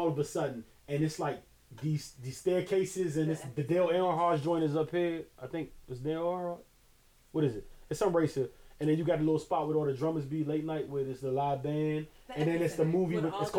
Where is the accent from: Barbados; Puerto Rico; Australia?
Barbados; I'm from Barbados.